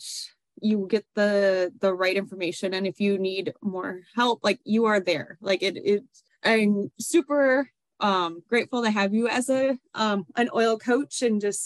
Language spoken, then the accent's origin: English; Wisconsin, United States; we're from Wisconsin